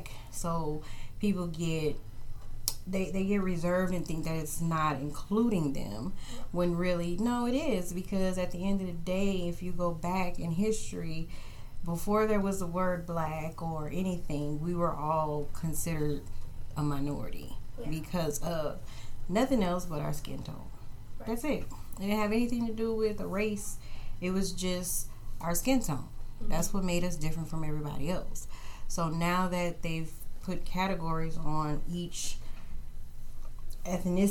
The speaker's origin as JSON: {"language": "English", "town": "New Orleans", "region": "Louisiana", "country": "United States", "tie": "born or raised there", "also_born_or_lived": "Texas", "moved": "yes", "lives_now": "Kansas City, United States", "said": "I was born in New Orleans, Louisiana, where we had all different shades of melanin"}